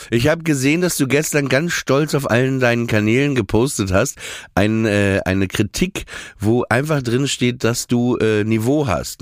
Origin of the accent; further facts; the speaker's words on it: Papenburg, Lower Saxony, Germany; Ich komme ja aus Papenburg im Emsland